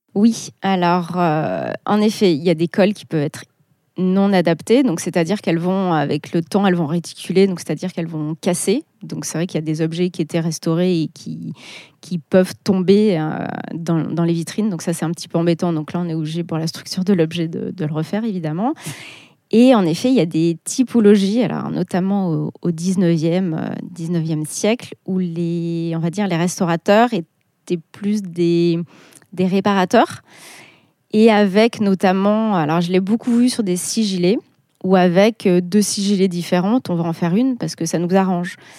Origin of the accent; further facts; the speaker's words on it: Clermont-Ferrand, Auvergne-Rhône-Alpes, France; moved away as an adult; also born or lived in Paris / Burgundy; je suis née à Clermont, donc je suis auvergnate, donc j'ai toujours connu euh, Gergovie